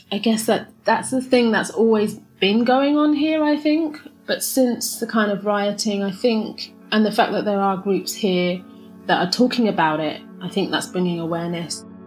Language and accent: English; London, United Kingdom; moved away as an adult; now in Shanghai, China; I was born and raised in London